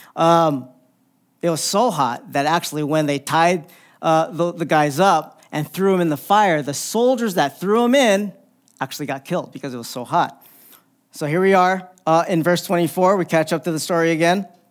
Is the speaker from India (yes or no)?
no; Philippines; I'm Filipino